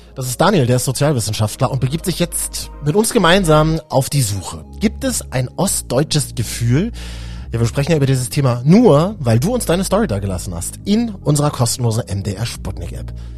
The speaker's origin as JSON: {"language": "German", "region": "Berlin", "country": "Germany", "tie": "born or raised there", "said": "in Berlin-Neukölln groß geworden, also im Westen"}